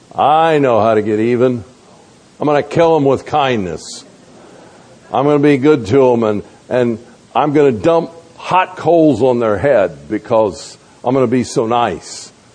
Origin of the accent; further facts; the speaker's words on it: the South, United States; moved away; also born or lived in North Georgia; I grew up in the South